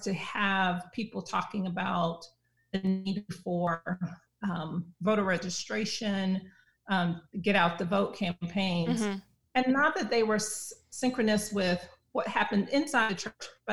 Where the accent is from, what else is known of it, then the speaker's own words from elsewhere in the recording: South Carolina, United States; I grew up Progressive Baptist in South Carolina.